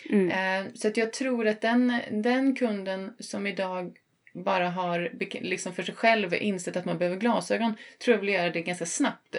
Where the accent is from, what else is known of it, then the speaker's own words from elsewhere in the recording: Sunne, Värmland, Sweden; also born or lived in northern Sweden / southern Sweden; now in Stockholm, Sweden; Jag är från eh, Sunne i eh, Värmland som ligger 6 mil norr om Karlstad